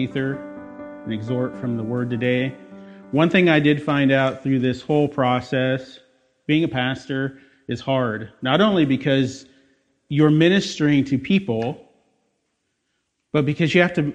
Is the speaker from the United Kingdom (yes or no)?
no; Des Moines, Iowa, United States; I was born and raised in Des Moines